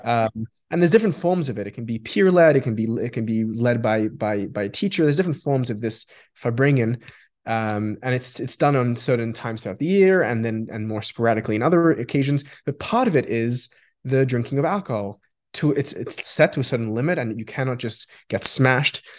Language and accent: English; Australia; first language Yiddish; English is a second language; I grew up in Australia.